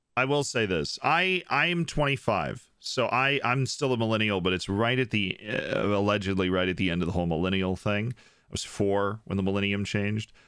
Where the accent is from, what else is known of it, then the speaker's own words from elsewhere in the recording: Florida, United States; I'm from Florida